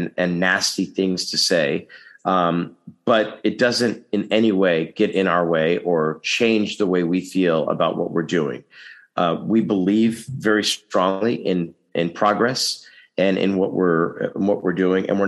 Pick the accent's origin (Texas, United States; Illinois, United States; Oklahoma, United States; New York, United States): Texas, United States; now in Los Angeles, United States; My home state also. So, you know, I come from a state where a lot of people say, let's not upset anything